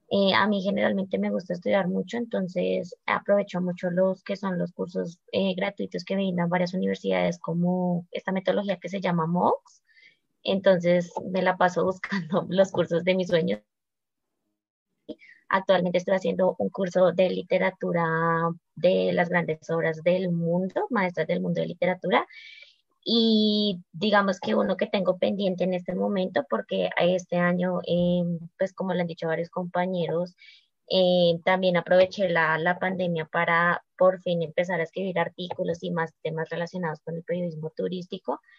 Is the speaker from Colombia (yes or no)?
yes; Colombia; Eh, bueno, yo soy profesional en turismo, soy de Colombia.